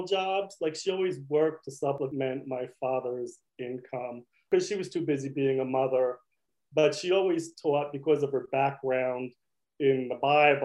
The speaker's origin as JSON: {"language": "English", "town": "Kearny", "region": "New Jersey", "country": "United States", "tie": "born or raised there", "said": "I grew up in Kearney"}